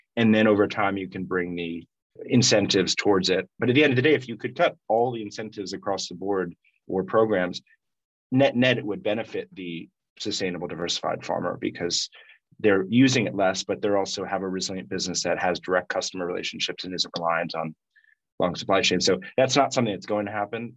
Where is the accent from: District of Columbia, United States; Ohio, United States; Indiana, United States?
District of Columbia, United States; Washington; I grew up in Washington, D.C., but always kept those ties